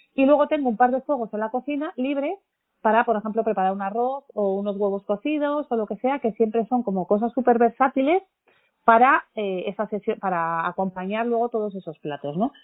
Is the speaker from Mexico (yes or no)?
no; Basque Country, Spain; Como buena familia vasca